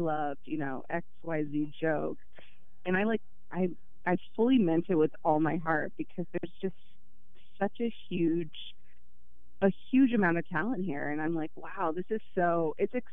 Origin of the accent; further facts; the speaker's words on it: Dallas, Texas, United States; moved away; growing up in Dallas